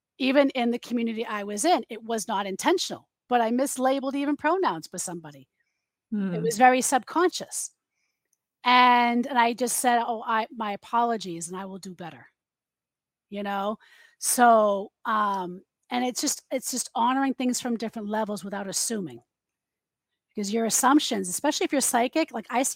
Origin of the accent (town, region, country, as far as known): United States; also born or lived in Massachusetts